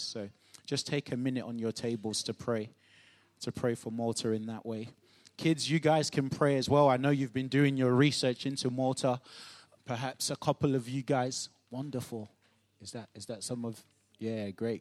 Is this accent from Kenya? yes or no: no; Nigeria; moved away; growing up in Nigeria